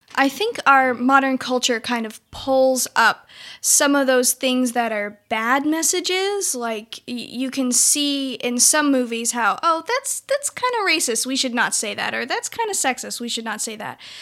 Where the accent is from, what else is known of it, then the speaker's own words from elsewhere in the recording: Klamath Falls, Oregon, United States; moved away as an adult; now in Wilmore, United States; I am from Klamath Falls, Oregon, and I have been living in Wilmore, Kentucky for the last six years